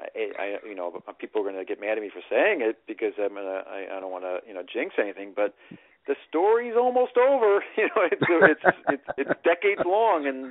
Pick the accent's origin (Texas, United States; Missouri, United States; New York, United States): New York, United States; Long Island; I was like prime growing up on Long Island